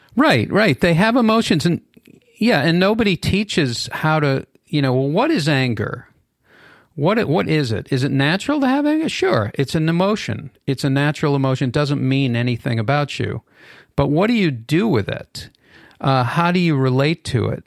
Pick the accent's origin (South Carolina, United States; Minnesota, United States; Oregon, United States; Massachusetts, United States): Massachusetts, United States; Boston; now in Los Angeles, United States; anti-Semitism and racism growing up in Boston uh, during busing